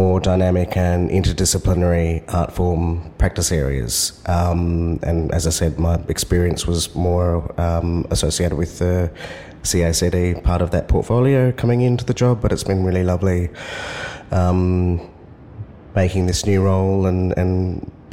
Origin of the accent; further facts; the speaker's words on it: Perth, Western Australia, Australia; moved away as an adult; now in Sydney, Australia; Born and raised on Whadjuk Noongar Boodja, which is now known as Perth